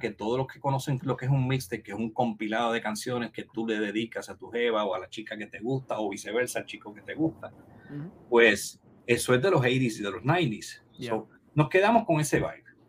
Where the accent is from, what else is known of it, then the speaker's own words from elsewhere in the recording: Comerío, Puerto Rico; en el 21 cine que había en, mi pueblo Comerío